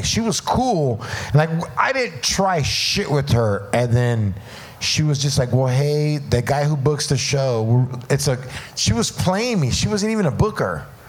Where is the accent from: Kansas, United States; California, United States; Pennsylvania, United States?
California, United States; Like, I'm from Orange County, and we'd go to Riverside County in, like, 7th and 8th grade vacation.